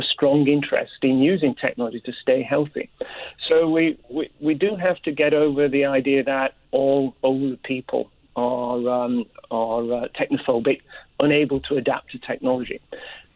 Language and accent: English; United Kingdom; moved away; I myself, as you can probably tell, I'm originally from Britain.